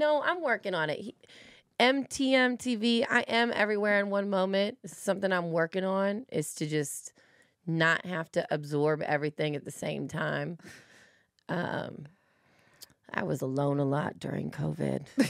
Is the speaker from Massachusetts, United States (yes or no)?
no; Los Angeles, California, United States; I'm from California, I'm from L